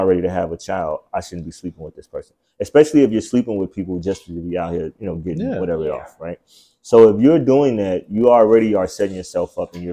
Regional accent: Chicago, Illinois, United States; I'm from Chicago, right? And it's like the fatherless city

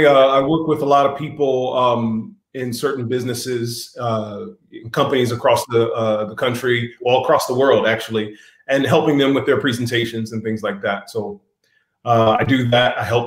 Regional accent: Washington, District of Columbia, United States; also born or lived in Long Beach, California; now in Glendale, United States; I was born in Long Beach, California, but I was raised in D.C. The metropolitan area

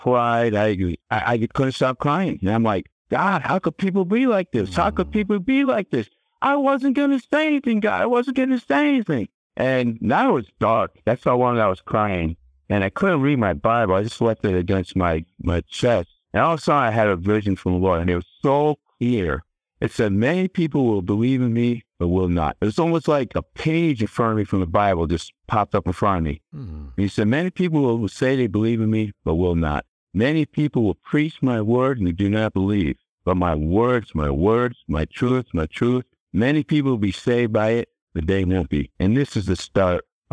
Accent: Connecticut, United States; that's my home state, it's Connecticut.

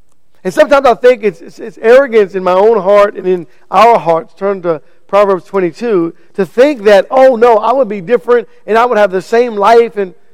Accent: United States; I was born right here in America

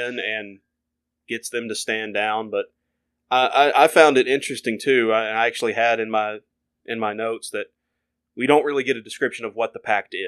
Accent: the South, United States; being born and raised in the South

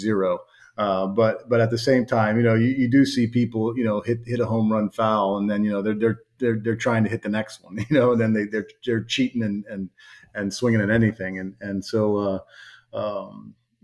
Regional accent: Miami, Florida, United States; I grew up in Miami. I have some Cuban blood in me

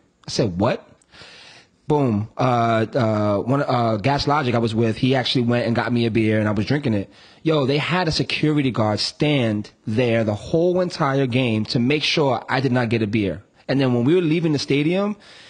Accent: New York City, New York, United States; I'm not from Chicago, I'm from New York, I'm from the Bronx.

